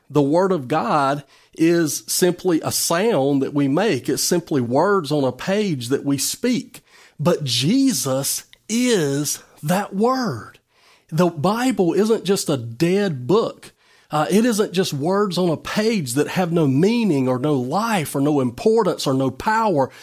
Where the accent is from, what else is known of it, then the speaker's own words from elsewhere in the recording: United States; as an American citizen